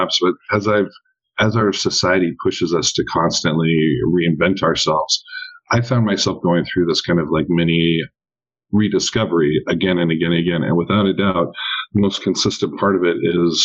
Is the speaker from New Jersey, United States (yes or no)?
no; Eastern Oregon, United States; born or raised there; now in Dallas, United States